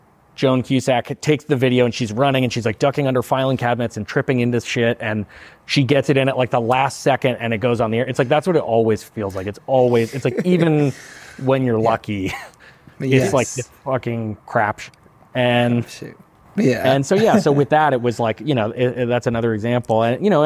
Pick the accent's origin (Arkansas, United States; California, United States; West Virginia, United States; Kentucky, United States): California, United States; Santa Monica; I was very lucky to grow up in Santa Monica